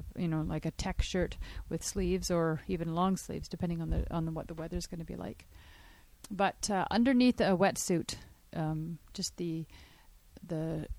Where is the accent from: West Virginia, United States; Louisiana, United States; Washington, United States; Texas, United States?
Washington, United States; Seattle; now in Salem, United States; I'm from the States, grew up in Seattle, Washington area. Now I live in Salem, Oregon.